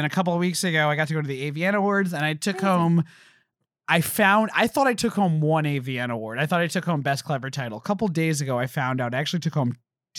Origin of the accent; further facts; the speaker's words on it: Springfield, New Jersey, United States; also born or lived in Bronx, New York / Queens, New York; I lived in Queens. I was born in the Riverdale, went to Queens, and then a year into Queens, they moved me to Springfield. And that's where I grew up.